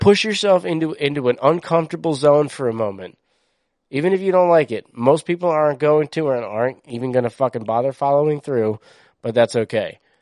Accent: East Coast, United States; I grew up on the East Coast where diversity was fucking celebrated

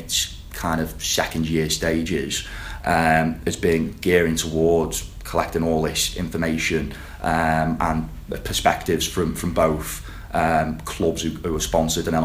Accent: the Wirral, North West England, United Kingdom; I am from the Wirral

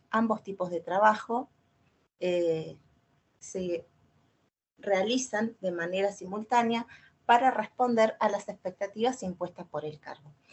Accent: Argentina; Yo soy de Argentina

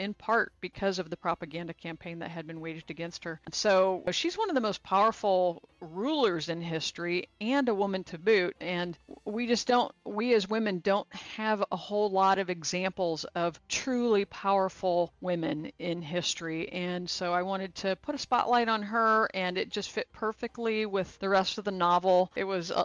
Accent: Fort Wayne, Indiana, United States; also born or lived in Fremont, Indiana / Angola, Indiana; I grew up in the Midwest, Fort Wayne, Indiana, Fremont in Angola, kind of up there by Michigan and Ohio

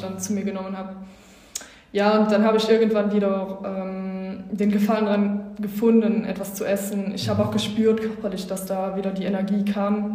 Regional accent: Wallonia, Belgium; Ich komme aus Ostbelgien

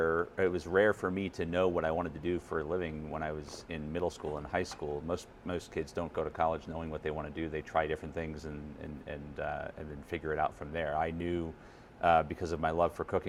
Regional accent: Boston, Massachusetts, United States; I was born and raised in Boston

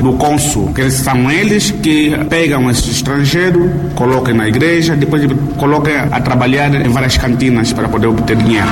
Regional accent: Angola; como angolano

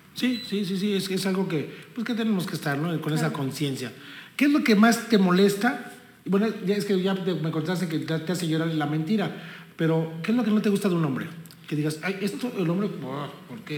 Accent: Texcoco, State of Mexico, Mexico; somos mexicanos, somos texcocanos

